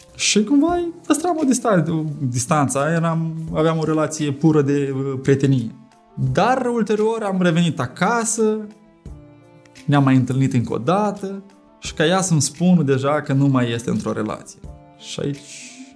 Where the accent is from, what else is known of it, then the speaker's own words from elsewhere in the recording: Chișinău, Moldova; am revenit acasă, la Chișinău dacă m-aș fi simțit discriminat, că sunt de la Chișinău, că sunt în Republica Moldova